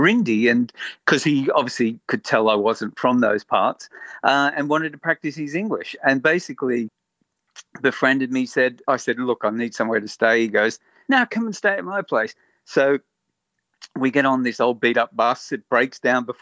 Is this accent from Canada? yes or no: no; Sydney, New South Wales, Australia; moved away; I'm originally from Sydney.